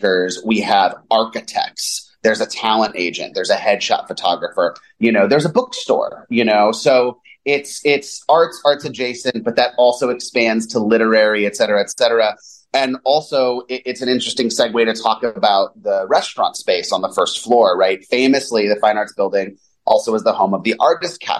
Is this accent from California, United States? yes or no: yes; Los Angeles, California, United States; also born or lived in New York / Bay Area; now in Chicago, United States; I'm from Los Angeles